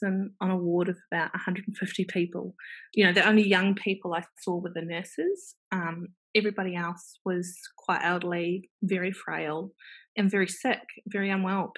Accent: New Zealand; accent: Kiwi; now in Melbourne, Australia; there is a Kiwi accent. So I am originally from New Zealand

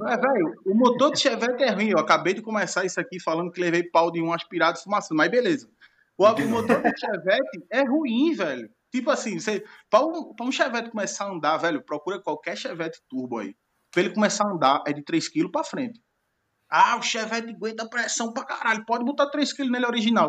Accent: Northeast Region, Brazil; pelo fato de eu ser nordestino

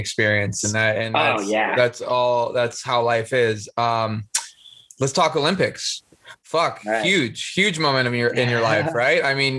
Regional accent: Israel; Well, my country, I'm from Israel.

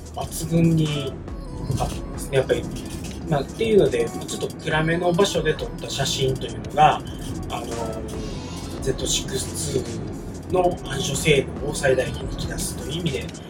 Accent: Kansai, Japan; 地元関西なんですけど

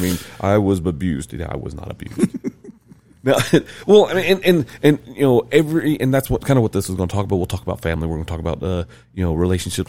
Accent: the South, United States; moved away as an adult; now in Utah, United States; I'm born and raised in the South. I'm from the South

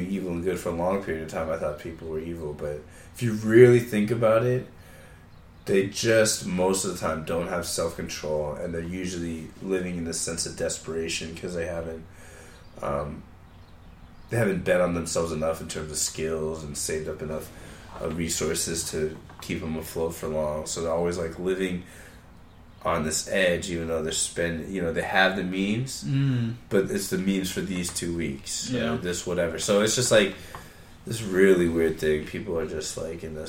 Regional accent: United States; American. I'm definitely American

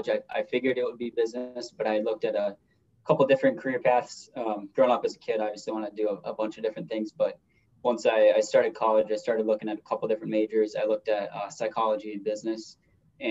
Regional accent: Minneapolis, Minnesota, United States; I'm from the Minneapolis, Minnesota, the metro Minnesota area

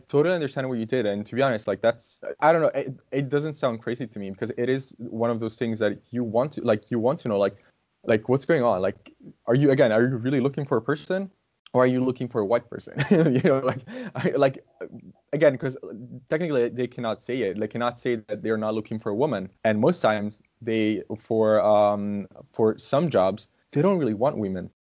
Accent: Brazil; English is a second language; now in Italy; I'm Brazilian

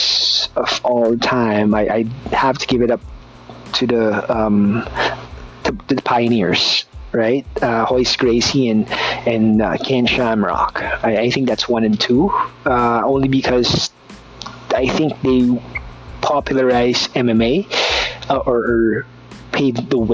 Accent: Philippines; I'm a Filipino, I'm brown

